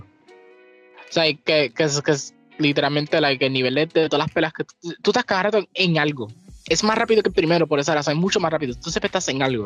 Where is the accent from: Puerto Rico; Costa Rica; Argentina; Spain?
Puerto Rico